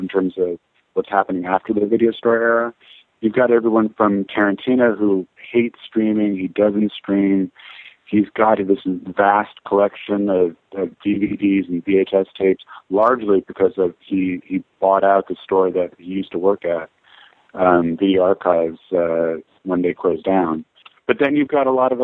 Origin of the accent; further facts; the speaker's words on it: New York City, New York, United States; I grew up on the Upper West Side, so I was a little farther away from downtown